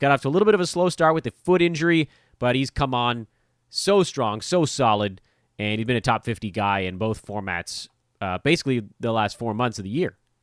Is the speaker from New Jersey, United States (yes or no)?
no; Los Angeles, California, United States; I grew up in Westchester.